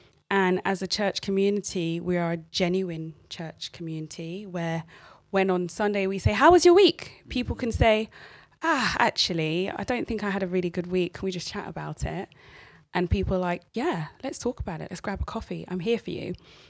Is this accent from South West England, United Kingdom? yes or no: no; London, United Kingdom; I grew up here from two.